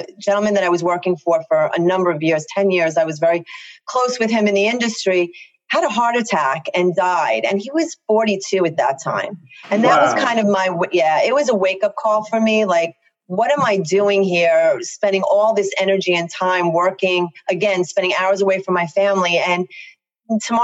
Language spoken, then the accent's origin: English; Long Island, New York, United States; accent: very thick Long Island